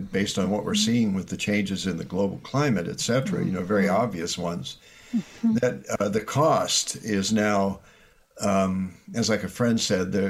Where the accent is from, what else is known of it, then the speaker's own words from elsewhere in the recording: Iowa, United States; I grew up in Iowa